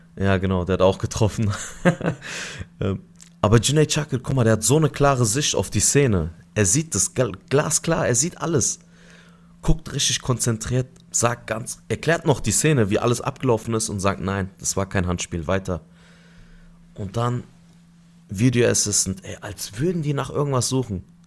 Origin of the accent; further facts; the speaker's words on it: Adana, Turkey; now in Germany; vier Tage in Adana, meine Heimatstadt